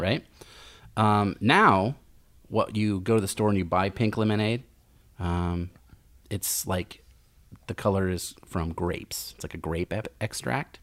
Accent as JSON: {"language": "English", "town": "Lincoln", "region": "Nebraska", "country": "United States", "lives_now": "Omaha, United States", "said": "I'm from Lincoln"}